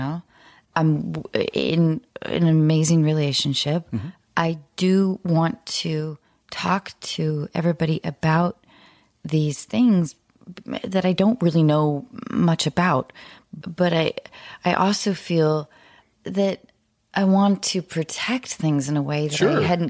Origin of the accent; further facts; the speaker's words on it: Dallas, Texas, United States; born there; also born or lived in Santa Fe / Denver / Salt Lake City; So I was born in Dallas.